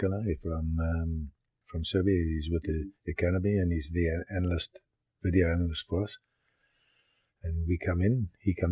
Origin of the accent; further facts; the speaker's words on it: Harare, Zimbabwe; also born or lived in Durban, South Africa / Shamva, Rhodesia; And when I was 2 months old, my parents went up to Rhodesia.